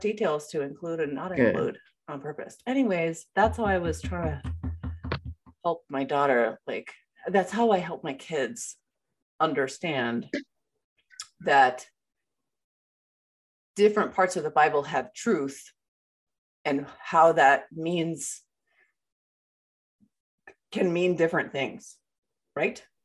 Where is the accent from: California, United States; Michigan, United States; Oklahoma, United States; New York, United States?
New York, United States; upstate; also born or lived in Georgia, United States; I moved from Georgia to upstate New York